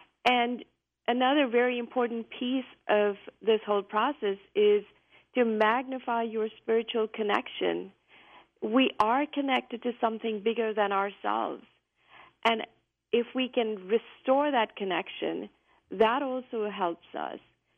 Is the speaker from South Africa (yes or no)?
no; India; now in United States; I came from India, I came to the U.S., and there were many things that were different, things that I didn't really understand